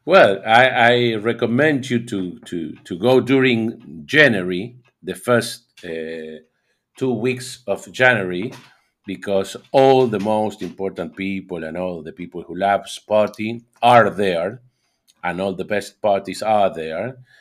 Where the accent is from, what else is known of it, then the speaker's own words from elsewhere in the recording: Argentina; I'm from Argentina